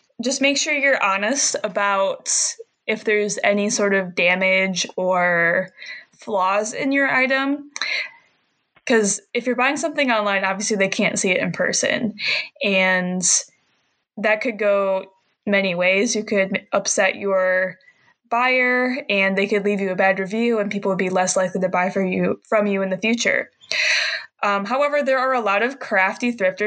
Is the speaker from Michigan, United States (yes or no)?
yes; Michigan, United States; I'm from a small town, and I go to college about an hour away from where I grew up, and I live in Michigan, so I'm in the Midwest